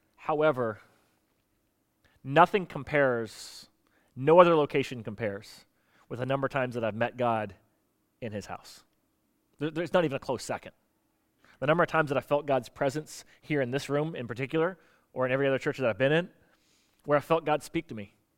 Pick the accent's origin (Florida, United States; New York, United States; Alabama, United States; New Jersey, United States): Florida, United States; I grew up in Florida